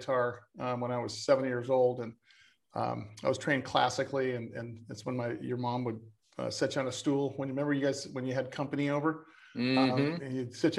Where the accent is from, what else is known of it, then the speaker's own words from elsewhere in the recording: San Diego, California, United States; I was born and raised in San Diego